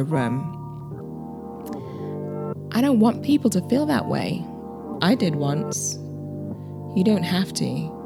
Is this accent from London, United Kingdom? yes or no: yes; London, United Kingdom; moved away as an adult; now in New York, United States; I am a British Nigerian, born and bred in London, England. And I moved to New York, 2 years ago